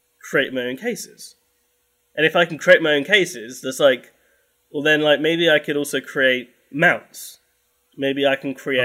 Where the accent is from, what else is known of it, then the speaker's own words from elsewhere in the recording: London, United Kingdom; now in Hastings, United Kingdom; I am from London, but no, now I live in the southeast coast. I live pretty much... I live in Hastings